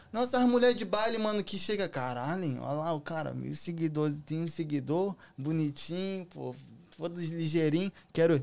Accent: Erval Velho, Santa Catarina, Brazil; now in United States; E eu sou, sou de Santa Catarina. Erval Velho, nome da cidade

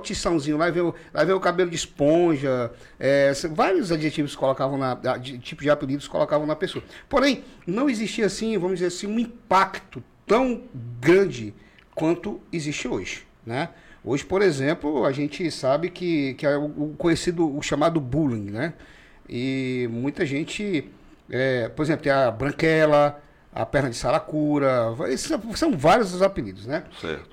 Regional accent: Rio Branco, Acre, Brazil; born or raised there

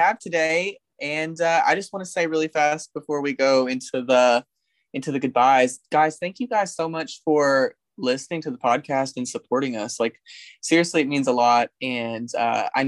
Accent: Black Oak, Arkansas, United States; also born or lived in Jonesboro, Arkansas; I grew up in Black Oak, Arkansas

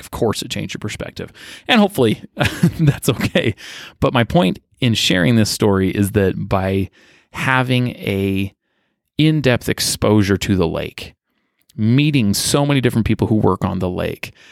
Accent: Utah, United States; I grew up in Utah County. I was born out of state, but moved here when I was just a toddler with my family.

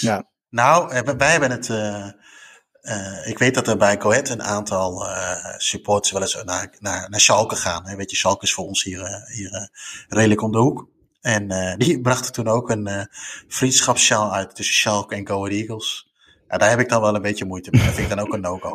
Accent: Netherlands; als Nederlander

